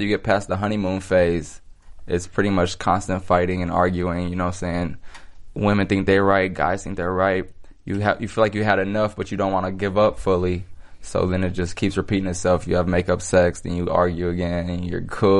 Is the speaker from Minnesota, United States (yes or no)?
yes; Minnesota, United States; now in Los Angeles, United States; I come from Minnesota